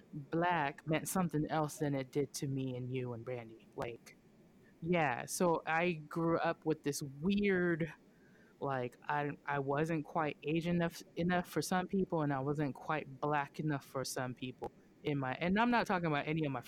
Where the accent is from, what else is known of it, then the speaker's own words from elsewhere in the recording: Okinawa, Japan; now in United States; I was born and raised in Oki